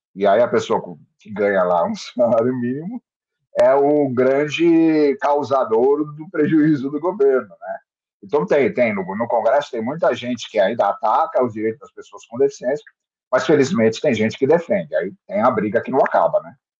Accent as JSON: {"language": "Portuguese", "town": "Santos", "region": "São Paulo", "country": "Brazil", "said": "eu sou de Santos. Estou em Santos, moro em Santos"}